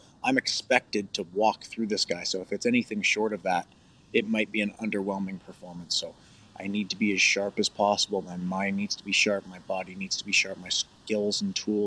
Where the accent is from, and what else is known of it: Canada